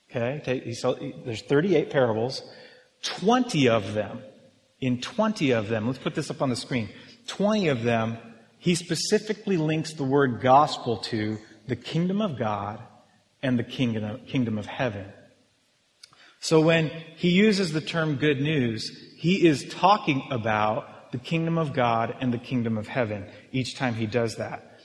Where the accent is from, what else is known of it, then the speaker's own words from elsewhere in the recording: United States; we're Western. We're American